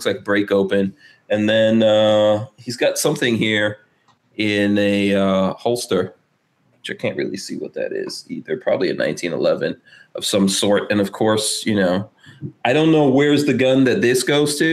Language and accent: English; New York, United States; Growing up in New York